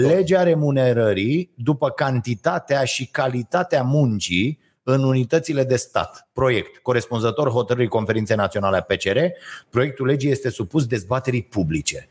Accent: Romania; ne-am născut în România

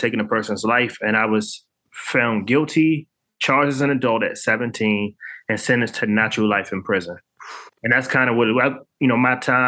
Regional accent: Washington, District of Columbia, United States; I'm born and raised in Washington, D.C.

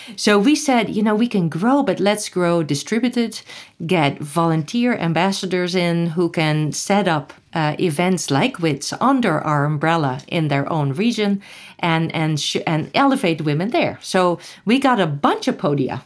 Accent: Netherlands; moved away; I grew up in Holland

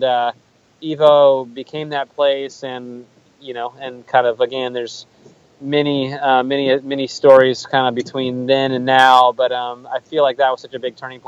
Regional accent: Oregon, United States; also born or lived in Seattle, Washington; I was born in Seattle, but I grew up in Oregon.

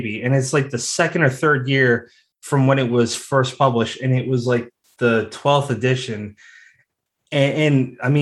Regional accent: Massachusetts, United States; I'm from Massachusetts too

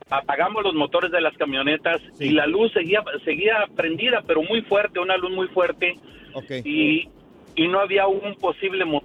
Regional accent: Zacatecas, Mexico; Yo soy originario de Zacatecas

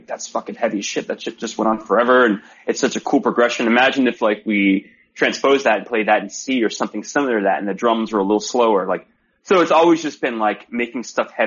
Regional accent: Broward County, Florida, United States; moved away as an adult; now in California, United States; me and … are from Broward

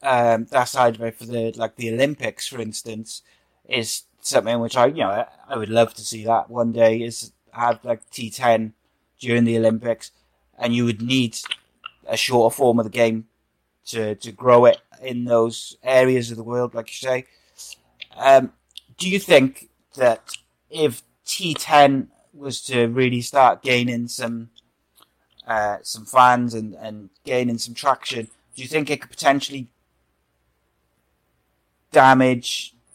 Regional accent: Wales, United Kingdom; I'm Welsh.

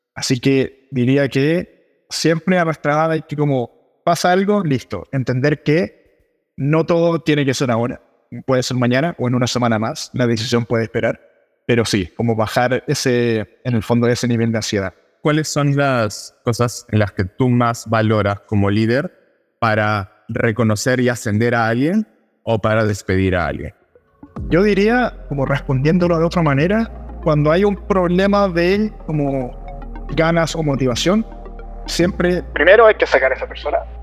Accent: Chile; soy de Chile, donde hablamos muy rápido

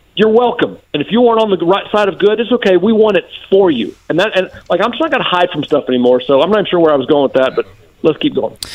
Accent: Macon, Georgia, United States; I'm from Macon, Georgia

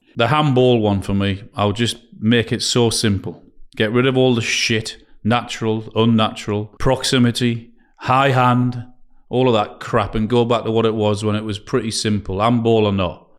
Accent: Newcastle upon Tyne, North East England, United Kingdom; I'm from Newcastle

